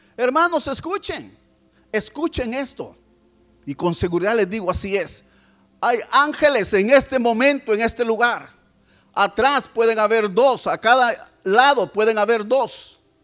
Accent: El Salvador; venimos de El Salvador.

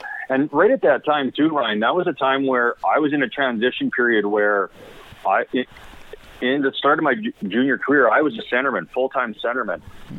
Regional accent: Saskatoon, Saskatchewan, Canada; I think growing up in Saskatoon

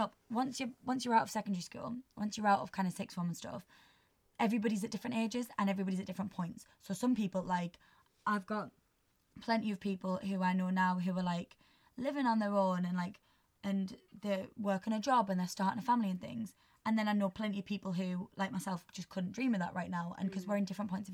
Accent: Durham, North East England, United Kingdom; moved away as an adult; now in Salford, United Kingdom; I'm from Durham, so, like, northeast

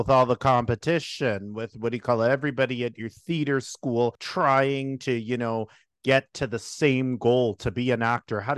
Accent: New York City, New York, United States; I'm from Brooklyn, New York.

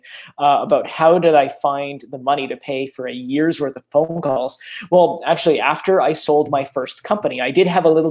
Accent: Canada; I'm Canadian

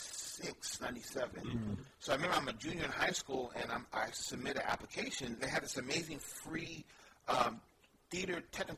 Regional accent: San Francisco, California, United States; Yeah, born and raised in San Francisco.

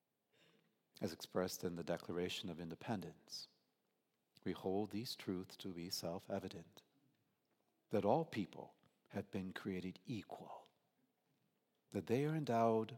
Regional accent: United States; I was an American

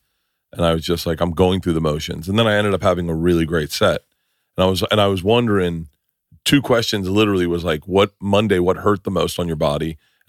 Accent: Tampa, Florida, United States; I'm a big Bucks fan. I grew up in Tampa.

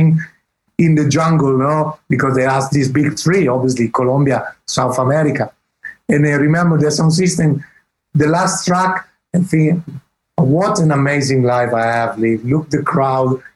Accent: Italy; accent: Italian English; English is a second language; my English is Italian English

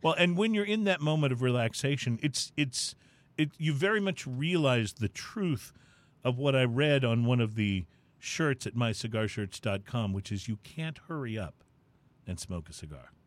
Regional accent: San Antonio, Texas, United States; I grew up near San Antonio

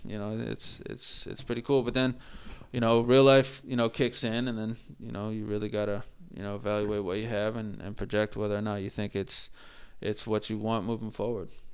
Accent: Worcester, Massachusetts, United States; I grew up in the Worcester area

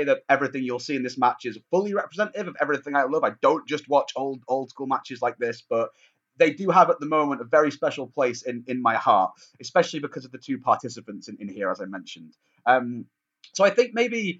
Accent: Manchester, North West England, United Kingdom; my hometown of Manchester

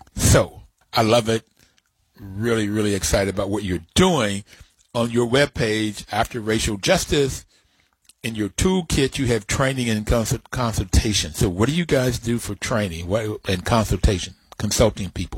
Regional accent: West Virginia, United States; When I grew up in West Virginia

